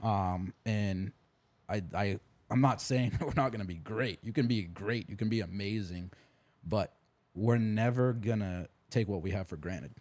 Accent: New Hampshire, United States; moved away as an adult; also born or lived in Texas; I'm from New Hampshire, and I moved all the way to Texas when I was twenty years old.

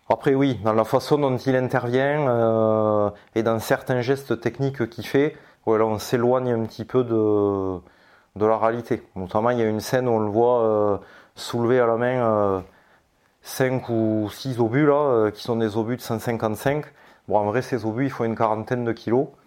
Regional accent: France; bon ben on est français avant tout, donc dans la communauté des, mineurs français

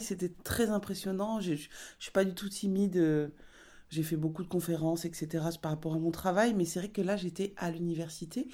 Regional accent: Basque Country, Nouvelle-Aquitaine, France; j'ai grandi au Pays Basque

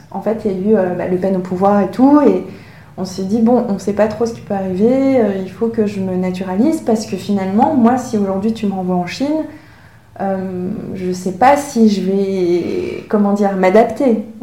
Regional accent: Hong Kong; born there; en plus, moi, je suis née à Hong Kong, alors ça crée aussi une ambiguïté parce que euh, les Hongkongais sont très fiers de dire qu'ils sont Hongkongais

